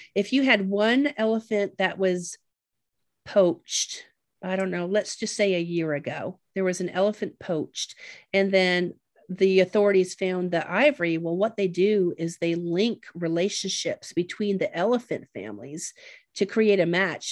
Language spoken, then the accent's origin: English; Ontario, Canada; I grew up in Canada and that Lake Huron was my ocean